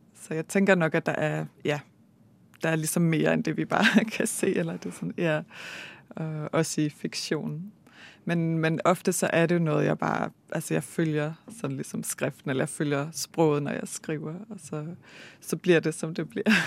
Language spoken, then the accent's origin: Danish; Denmark; moved away as an adult; also born or lived in Bergen, Norway; now in Norway; jeg er født og opvokset i Danmark